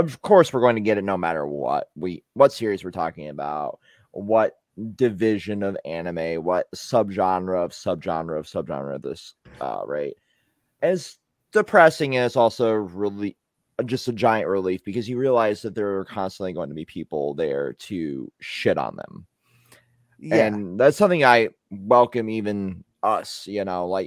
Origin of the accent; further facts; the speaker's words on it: United States; I'm the American here